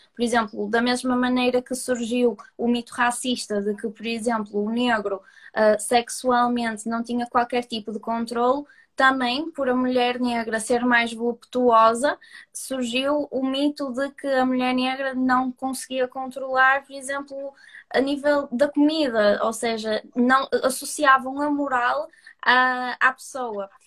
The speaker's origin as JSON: {"language": "Portuguese", "town": "Porto", "region": "Norte", "country": "Portugal", "accent": "Porto", "said": "sou do Porto, como se pode ver pelo meu sotaque"}